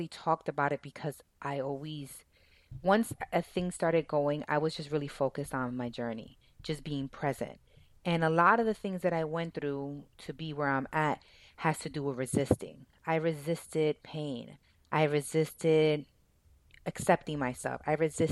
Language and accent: English; Dominican Republic; I'm from Dominican Republic, and in Latino cultures, and specifically in the area I was from, it's normal to drink.